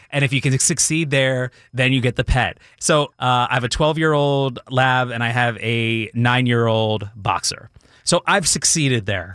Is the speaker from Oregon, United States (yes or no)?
no; Philadelphia area, New Jersey, United States; originally grew up in the Philadelphia area, so grew up South Jersey